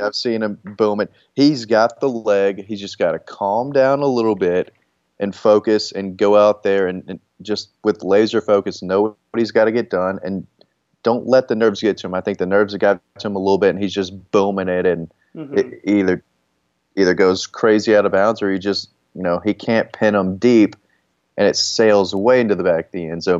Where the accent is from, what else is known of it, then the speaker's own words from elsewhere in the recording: Georgia, United States; I grew up in Georgia in a, in a Georgia family